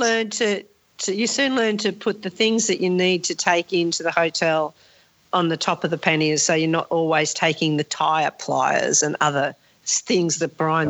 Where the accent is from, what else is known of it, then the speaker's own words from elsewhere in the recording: Sydney, New South Wales, Australia; when I was growing up in Sydney, all of my friends had bikes